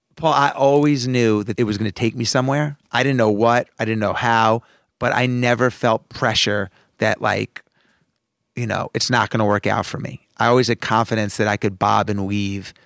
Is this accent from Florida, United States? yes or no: no; Roslyn, New York, United States; I grew up in Roslyn